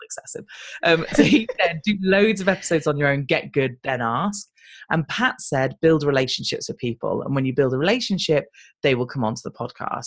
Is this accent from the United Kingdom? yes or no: yes; United Kingdom; I'm British